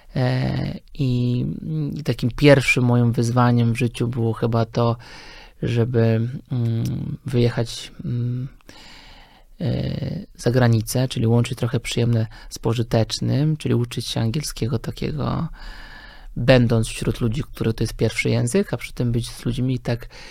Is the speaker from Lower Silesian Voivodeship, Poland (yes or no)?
yes; Lower Silesian Voivodeship, Poland; moved away as an adult; also born or lived in Wrocław; now in Warsaw, Poland; jestem generalnie z Dolnego Śląska